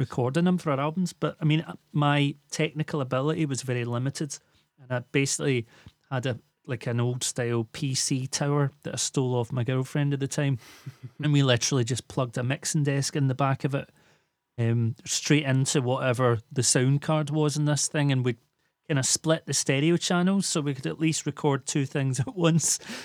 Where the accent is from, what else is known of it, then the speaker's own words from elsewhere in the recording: Glasgow, Scotland, United Kingdom; also born or lived in Islay; I moved away from Glasgow for a short time to a little island called Isla.